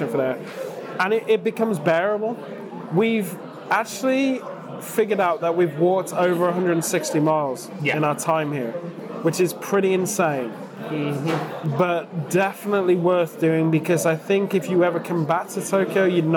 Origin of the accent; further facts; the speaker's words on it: United Kingdom; we're British and we've sort of spent most of our life in a city suburbs